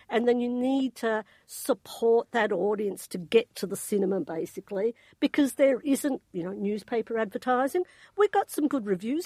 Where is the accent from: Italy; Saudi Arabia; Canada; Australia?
Australia; I'm Australian